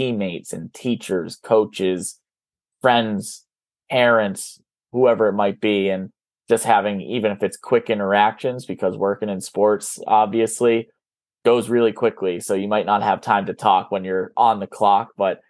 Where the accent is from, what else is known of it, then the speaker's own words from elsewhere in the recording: Worcester, Massachusetts, United States; Some of my favorite bars, obviously, in my hometown